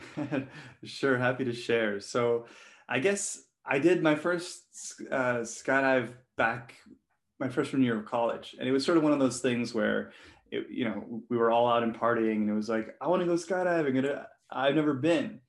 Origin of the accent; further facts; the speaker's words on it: Hong Kong; I was born and raised in Hong Kong